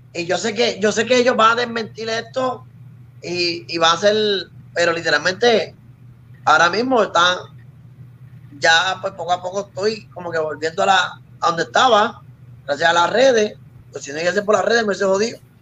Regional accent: Puerto Rico

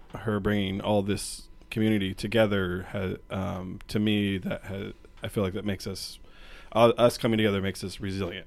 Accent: Portland, Oregon, United States; moved away as an adult; now in Spokane, United States; I'm from Portland originally

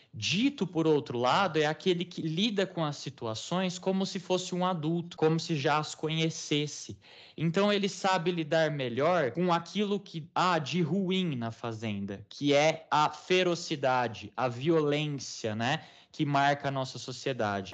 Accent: Brazil; nós não temos este mesmo fundo histórico, porque somos um país muito recente

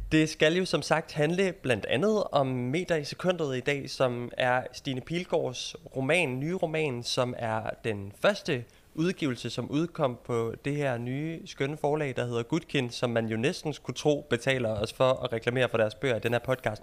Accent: Jutland, Denmark; moved away as an adult; now in London, United Kingdom; nu er jeg jo fra Jylland

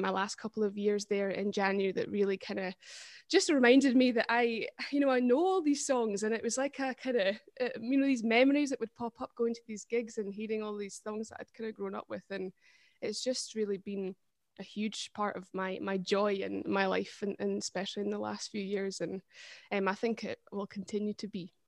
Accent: Perthshire, Scotland, United Kingdom; I'm from Perthshire

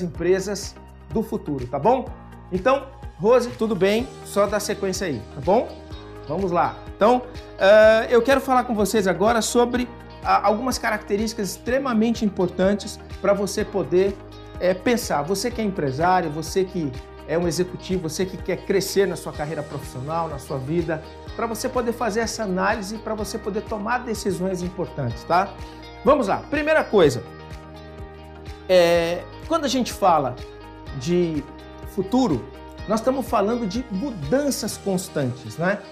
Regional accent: São Paulo, Brazil; E eu sou paulista

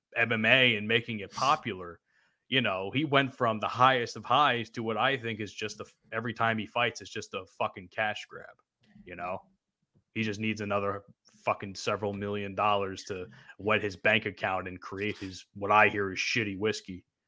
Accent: New Jersey, United States; I'm from New Jersey

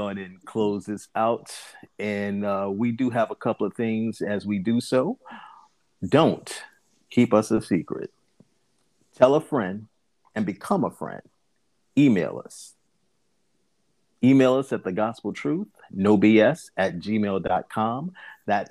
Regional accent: the South, United States; I'm from the South

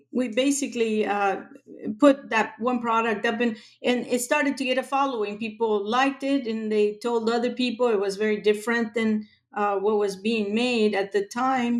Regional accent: Buenos Aires, Argentina; now in Los Angeles, United States; I grew up in Argentina, in Buenos Aires.

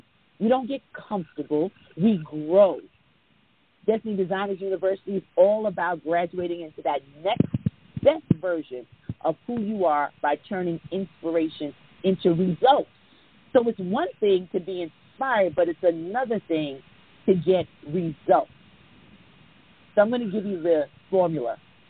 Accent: Jamaica; I'm West Indian, I'm Jamaican, and my grandfather used to fuss at me all the time.

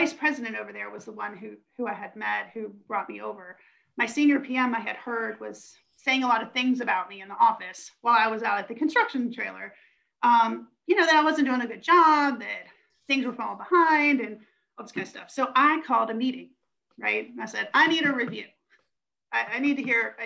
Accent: Western Pennsylvania, United States; moved away; I grew up in Western Pennsylvania.

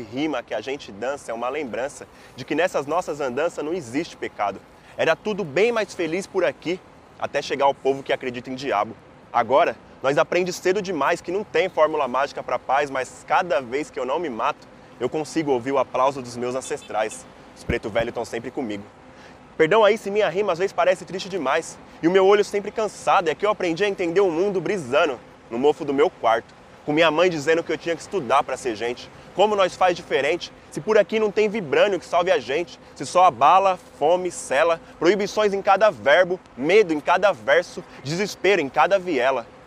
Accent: São Paulo, Brazil; eu sou de Pirituba, sou na noroeste de São Paulo

